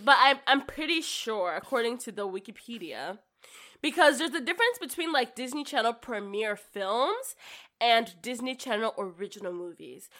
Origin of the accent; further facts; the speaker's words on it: Nigeria; moved away; I grew up in Nigeria